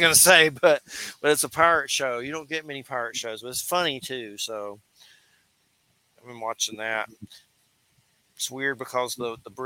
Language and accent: English; Georgia, United States; I'm from Georgia